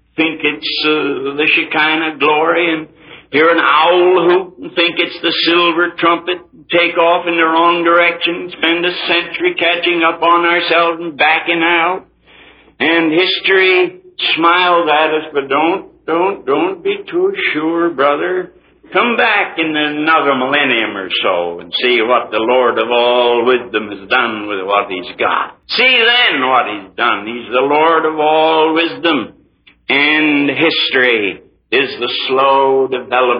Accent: United States; I'm an American, too. I was born here.

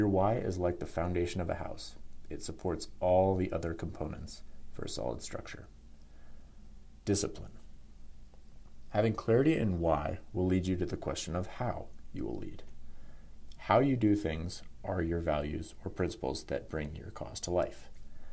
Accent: Denver, Colorado, United States; I'm born and raised in Denver, Colorado

